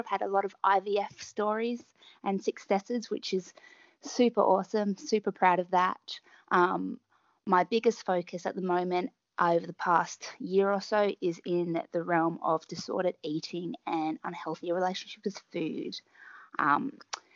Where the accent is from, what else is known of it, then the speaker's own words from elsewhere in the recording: Melbourne, Victoria, Australia; So I'm from Melbourne. In Australia